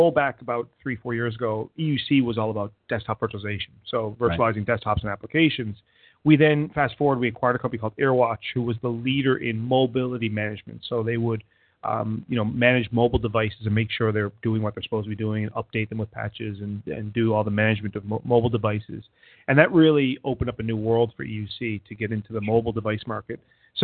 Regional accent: Canada; moved away as an adult; now in Boston, United States; I'm a Canadian that lives in Boston for the last 15 years. So you might hear a number of different accents come out

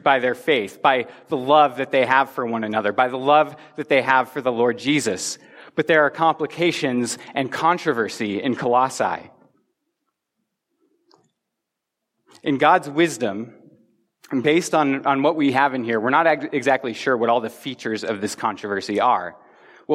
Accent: Front Range of Colorado, United States; I grew up on the Front Range of Colorado, which means that the mountains have always been to my west.

